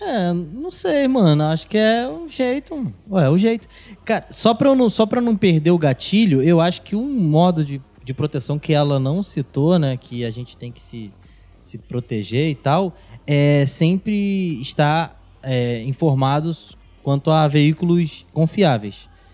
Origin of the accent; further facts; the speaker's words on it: São Gonçalo, Rio de Janeiro, Brazil; eu sou de São Gonçalo e trabalho